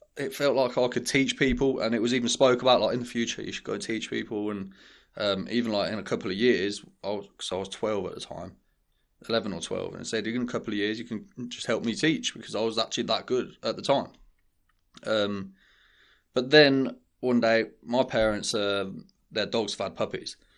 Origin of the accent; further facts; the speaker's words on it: Birmingham, West Midlands, United Kingdom; we're from, um, we're from Saint James, um, and King's Heath. Like, things were, we didn't have a lot of money growing up